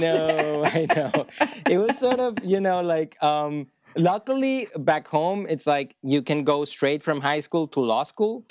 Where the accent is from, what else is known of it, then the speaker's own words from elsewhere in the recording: Maracay, Aragua, Venezuela; moved away as an adult; also born or lived in Boston, United States; now in Los Angeles, United States; I'm from Maracay, you know, it's a small city in Venezuela